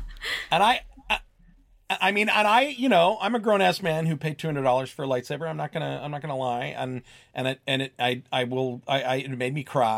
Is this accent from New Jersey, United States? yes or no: yes; New Jersey, United States; moved away; I'm originally from New Jersey, so my opening line to him was like, I'm from Jersey.